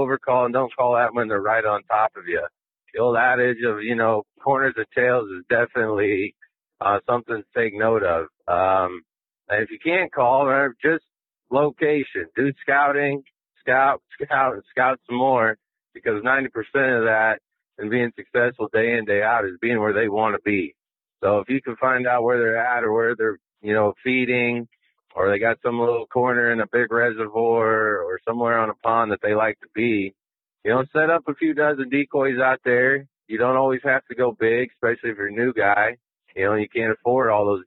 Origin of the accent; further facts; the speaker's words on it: Midwest, United States; I grew up in the Midwest